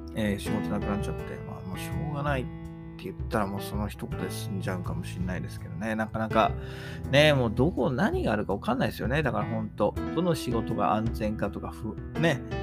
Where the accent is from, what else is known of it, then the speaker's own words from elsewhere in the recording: Kanto, Japan; 私は関東の人間なんで